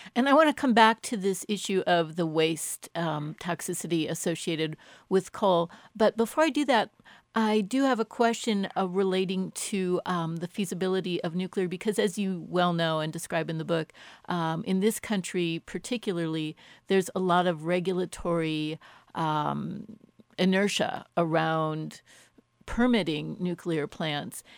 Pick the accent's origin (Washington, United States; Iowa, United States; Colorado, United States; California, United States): Colorado, United States; Boulder; my hometown of Boulder